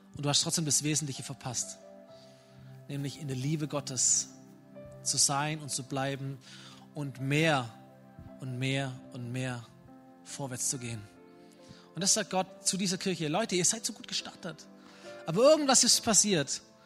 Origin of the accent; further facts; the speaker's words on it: Germany; wir sind als Deutsche